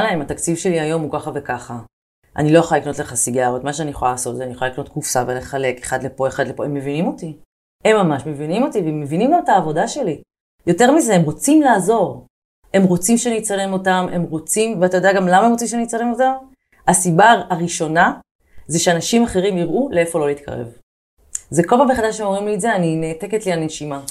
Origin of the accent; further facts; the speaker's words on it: Haifa, Haifa District, Israel; moved away as an adult; now in Tel Aviv, Israel; אני גדלתי בחיפה, אה, וכילדה שגדלה בחיפה בשנות ה-90